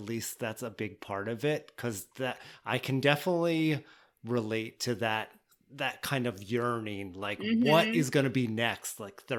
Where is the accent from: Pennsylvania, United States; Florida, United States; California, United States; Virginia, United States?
Pennsylvania, United States; Newport; I grew up in Central Pennsylvania too.